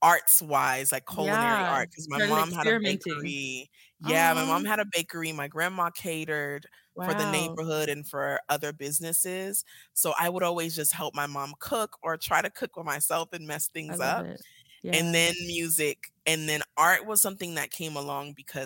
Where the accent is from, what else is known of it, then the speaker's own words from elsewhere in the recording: Nigeria; moved away; I'm originally from Nigeria, like you said. Beautiful. I came here a little bit after my formative years.